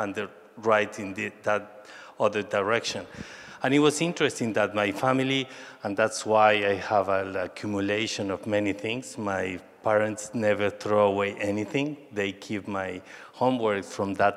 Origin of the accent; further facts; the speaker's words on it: Mexico City, Mexico; English is a second language; moved away as an adult; also born or lived in Colima / New York; I was born in Mexico City and lived all my life in Mexico City, even that all my family is from Colima.